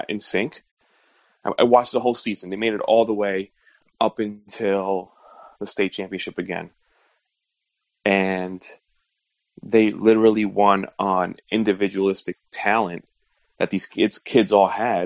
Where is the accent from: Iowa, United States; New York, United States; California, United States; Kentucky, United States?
New York, United States; moved away; also born or lived in Florida; growing up in New York